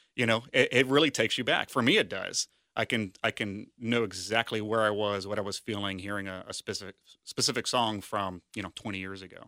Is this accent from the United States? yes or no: yes; Sharonville, Ohio, United States; also born or lived in West Chester, Ohio; I grew up in Sharonville